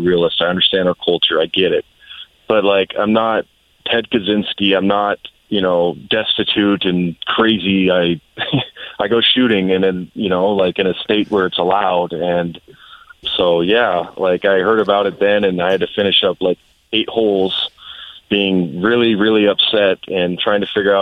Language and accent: English; Washington, United States; I'm from Washington. It is a very friendly gun state.